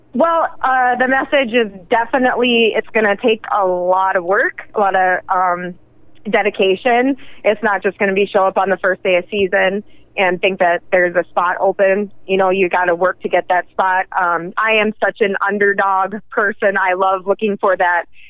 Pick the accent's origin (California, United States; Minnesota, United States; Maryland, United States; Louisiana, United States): Minnesota, United States; northern; moved away as an adult; now in Pennsylvania, United States; I'm from northern Minnesota, um, and I was born and raised in the northern Minnesota